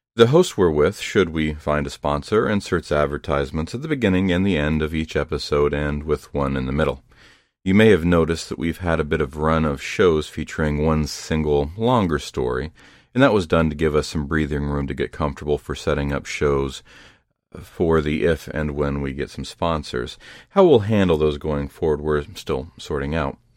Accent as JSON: {"language": "English", "region": "Ohio", "country": "United States", "tie": "born or raised there", "said": "Ohio, my home state"}